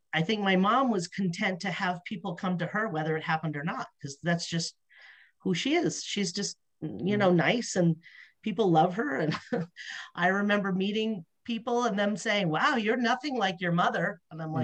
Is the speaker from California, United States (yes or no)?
yes; Los Angeles, California, United States; moved away; I was from Los Angeles.